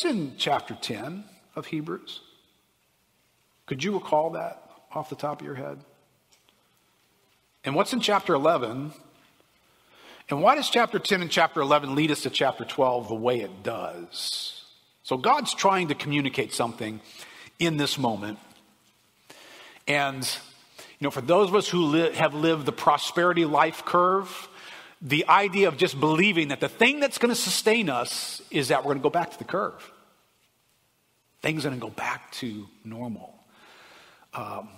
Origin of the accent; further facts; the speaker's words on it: United States; As an American